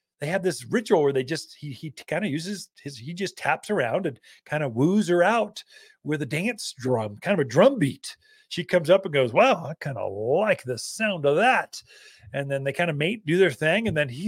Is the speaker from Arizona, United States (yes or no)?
yes; Prescott, Arizona, United States; born or raised there